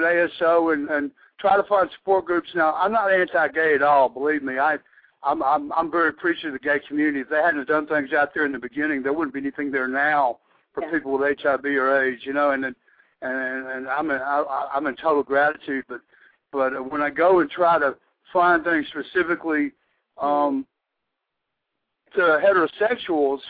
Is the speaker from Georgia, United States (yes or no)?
yes; Georgia, United States; now in Massachusetts, United States; growing up in Georgia.